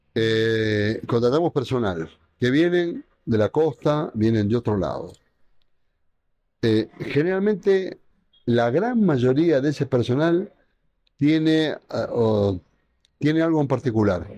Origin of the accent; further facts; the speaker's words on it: Argentina; moved away as an adult; now in Quito, Ecuador; Yo soy este, amante del fútbol, como la gran mayoría de los argentinos